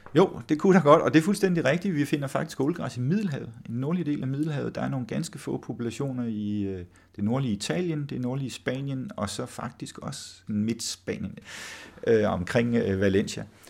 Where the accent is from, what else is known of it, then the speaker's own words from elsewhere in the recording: Samsø, Central Denmark Region, Denmark; moved away; jeg voksede op på Samsø oprindeligt